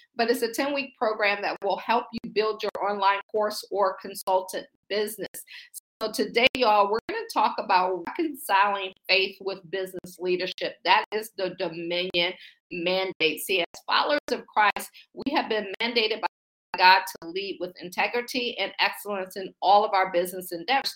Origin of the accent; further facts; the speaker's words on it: Akron, Ohio, United States; moved away as an adult; also born or lived in Baltimore / Boston / Pittsburgh; now in Washington, D.C., United States; I'm from Akron, Ohio. I say I grew up shy, sheltered in church basically six days a week.